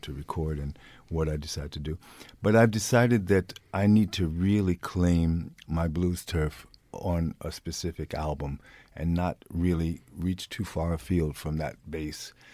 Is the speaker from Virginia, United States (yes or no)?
no; New York, United States; moved away as an adult; now in Sweden; I'm born and raised in New York